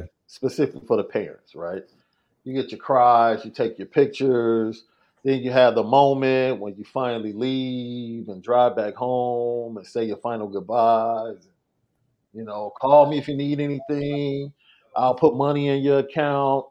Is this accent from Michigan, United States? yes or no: no; Chicago, Illinois, United States; I came from Morgan Park, bro. Right? One of the most, one of the best academic schools at that time. I don't know what the rank is now but at that time, it was one of the best academic schools in the city